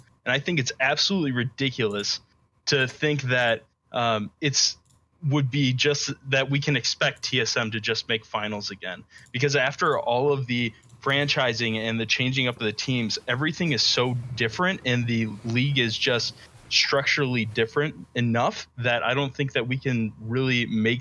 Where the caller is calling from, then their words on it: Spring Arbor, Michigan, United States; I'm calling from Spring Arbor, Michigan.